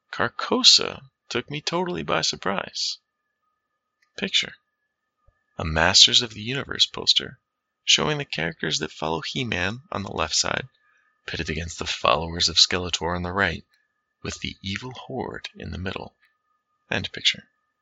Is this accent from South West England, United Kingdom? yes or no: yes; South West England, United Kingdom; I grew up in Cornwall, far from the matrix that spawned D&D, while being confusingly close to the imagined source of its medievalish elements.